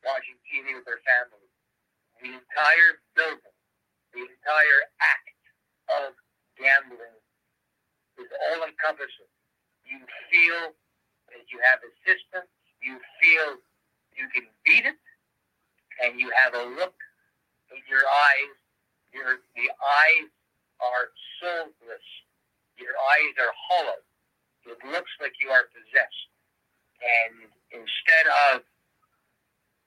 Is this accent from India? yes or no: no; Canada